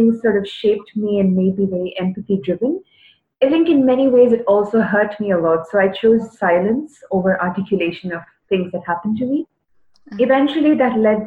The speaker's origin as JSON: {"language": "English", "town": "Chennai", "region": "Tamil Nadu", "country": "India", "said": "I am from Chennai, from South India."}